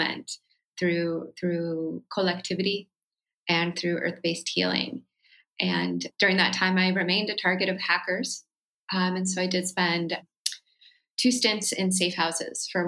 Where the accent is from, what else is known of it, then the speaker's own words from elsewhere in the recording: Santa Cruz, California, United States; also born or lived in Oakland, California / San Francisco, California / Berkeley, California; I was born and raised on ancestral Wuzwuz territory in what's now known as Santa Cruz, California.